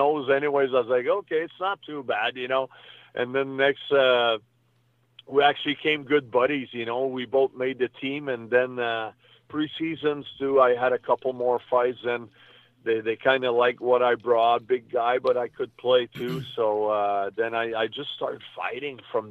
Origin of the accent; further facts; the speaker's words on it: Canada; also born or lived in New York, United States; I was born in New York, but I moved back in Canada when I was maybe 10, 12 months old. So I was still a baby, you know. So when I was 4 years old, I basically started playing hockey